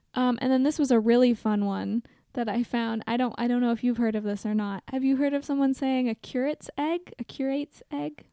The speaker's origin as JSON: {"language": "English", "town": "Portland", "region": "Oregon", "country": "United States", "tie": "born or raised there", "said": "I grew up in Portland, Oregon"}